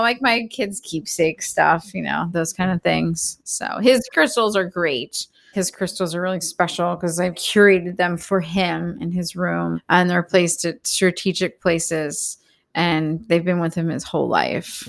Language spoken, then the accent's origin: English; Philadelphia, Pennsylvania, United States; now in Los Angeles, United States; I grew up in Philly